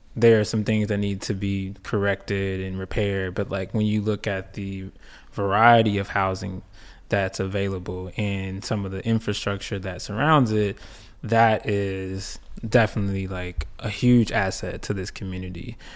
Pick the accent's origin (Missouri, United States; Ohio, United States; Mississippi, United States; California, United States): Mississippi, United States; Clarksdale; also born or lived in Chicago, Illinois; from Clarksdale, Mississippi. Um, originally born in Chicago with roots